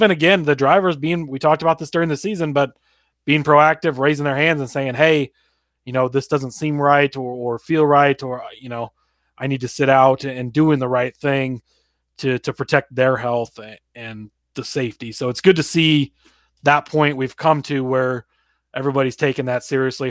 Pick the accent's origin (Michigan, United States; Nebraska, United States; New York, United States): Nebraska, United States; Omaha; I grew up near Omaha